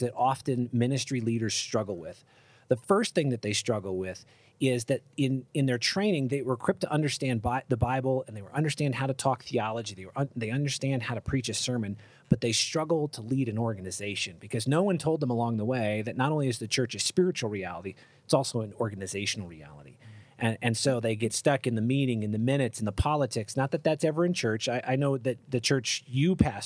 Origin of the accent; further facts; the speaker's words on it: Cleveland, Ohio, United States; moved away as an adult; I grew up in Cleveland, Ohio